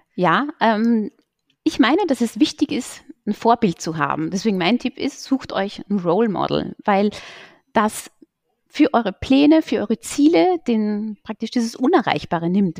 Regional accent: Salzburger Land, Austria; moved away as an adult; now in Berlin, Germany; in meiner Heimat, im Salzburger Land

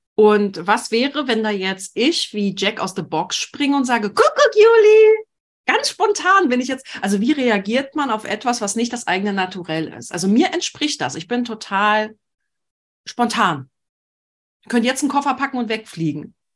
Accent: Berlin, Germany; als Berlinerin

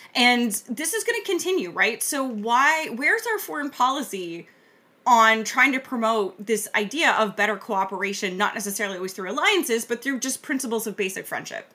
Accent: Canada; as a Canadian

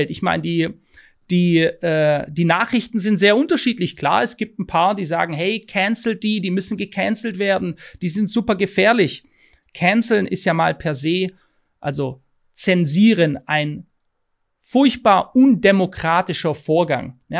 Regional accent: Poland; now in Germany; Nach 30 Jahren muss ich leider feststellen, dass das Land, das zu meiner Heimat geworden ist, sich in eine Richtung bewegt, die mich an Sozialismus, Meinungsmanipulation und all diese Dinge erinnert, die ich als junge Person im damaligen Polen erleben durfte.

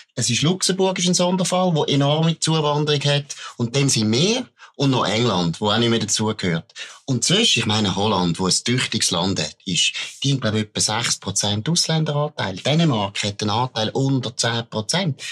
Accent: Baden, Aargau, Switzerland; ich komme aus Baden, mein Vater kommt von der ABB, ich habe erlebt, wo mein Vater dort geschafft hat, in den 70er Jahren

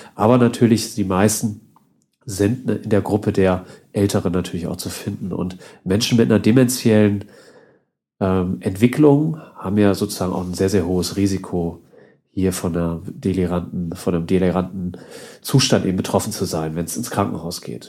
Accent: Northern Germany, Germany; moved away; bei uns ja im Norden. Ich komme ja auch aus der Ecke, wo, bin ja irgendwann umgezogen

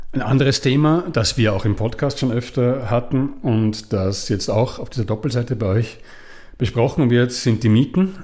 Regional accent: Austria; now in Switzerland; ich komme aus Österreich

